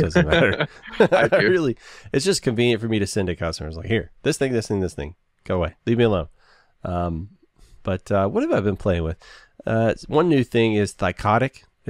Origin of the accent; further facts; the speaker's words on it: the South, United States; I'm from the South.